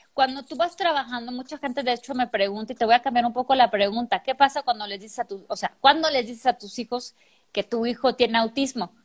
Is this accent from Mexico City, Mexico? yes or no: yes; Mexico City, Mexico; moved away as an adult; also born or lived in Chile; now in Guadalajara, Mexico; yo no llegué a la Ciudad de México, que es donde yo soy, yo llego a Guadalajara